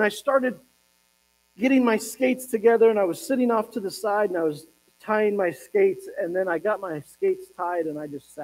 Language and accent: English; Pueblo, Colorado, United States; I was growing up in Pueblo, Colorado